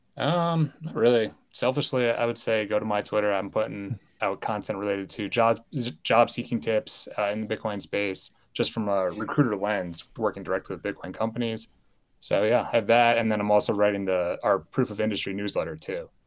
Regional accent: United States; I was born and raised in the United States

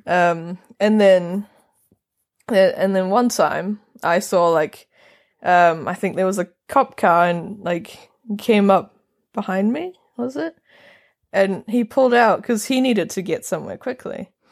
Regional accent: North Island, New Zealand; accent: New Zealand; now in Norway; I'm from New Zealand, I'm from the mm-hmm. North Island

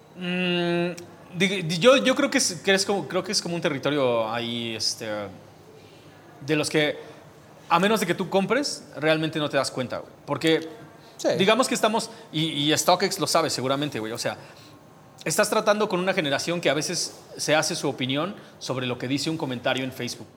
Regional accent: Mexico

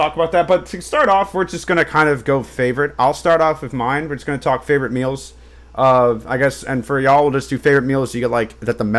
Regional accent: the American South, United States; As a Southerner and a Baptist

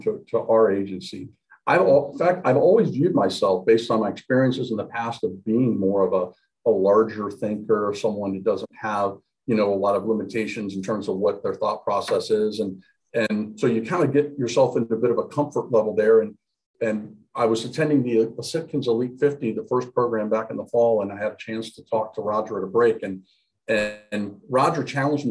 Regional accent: Galion, Ohio, United States; Opened up a scratch agency in my hometown. of Galleon, Ohio

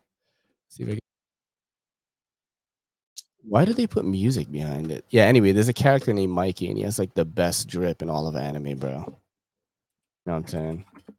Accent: California, United States; I grew up in SoCal. I've worked at a lot of clinics there.

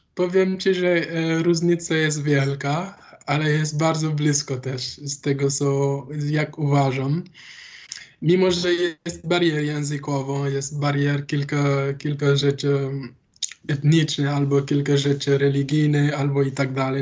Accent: Dakar, Senegal; Polish is a second language; moved away as an adult; now in Wrocław, Poland; z Dakaru pochodzę.

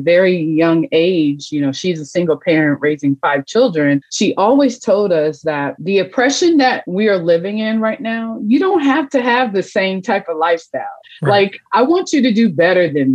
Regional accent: Los Angeles, California, United States; moved away as an adult; now in Midwest, United States; I'm a transplant from Los Angeles, California. I'm here in the Midwest now. I've been here for about 20 plus years

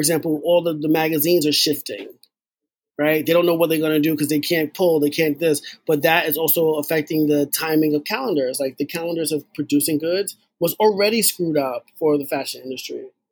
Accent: New York City, New York, United States; I'm from the Bronx

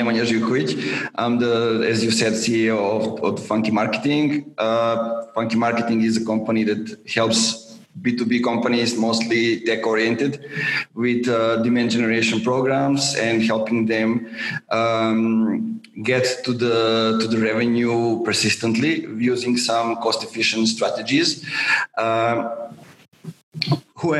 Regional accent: Serbia; born or raised there

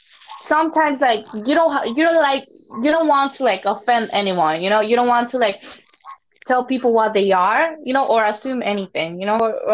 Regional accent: Mexico; now in United States; I was born, I was raised in Mexico. So when I moved here, I'd never heard of it.

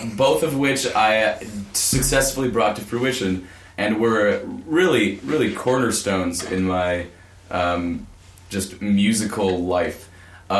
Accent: Greenfield, Wisconsin, United States; I'm from Greenfield, Wisconsin

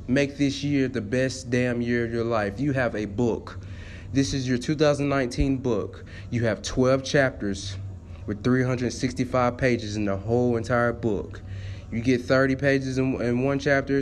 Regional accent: Tennessee, United States; I am from Tennessee.

